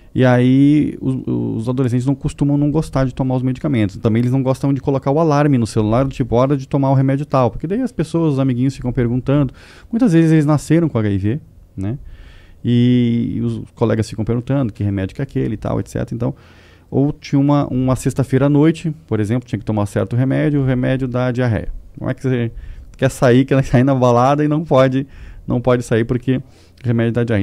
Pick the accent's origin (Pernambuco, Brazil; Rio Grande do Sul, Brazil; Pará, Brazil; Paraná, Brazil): Rio Grande do Sul, Brazil; Porto Alegre; moved away as an adult; now in São Paulo, Brazil; Eu não sou paulista, na verdade eu sou gaúcho de Porto Alegre, moro em São Paulo desde 2014 apenas